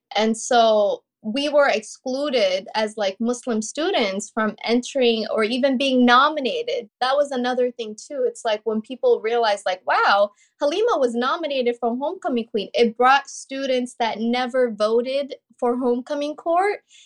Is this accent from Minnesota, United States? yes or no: yes; St. Cloud, Minnesota, United States; also born or lived in Kenya; she quickly relocated us to Saint Cloud, Minnesota